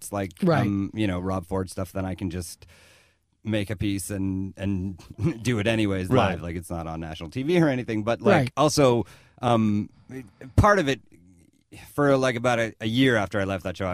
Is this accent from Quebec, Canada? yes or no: no; Lethbridge, Alberta, Canada; born or raised there; moved away as an adult; also born or lived in Vancouver